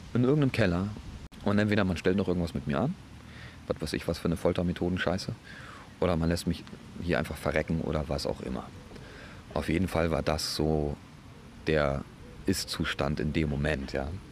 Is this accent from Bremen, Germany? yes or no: yes; Bremen, Germany; bei uns in Bremen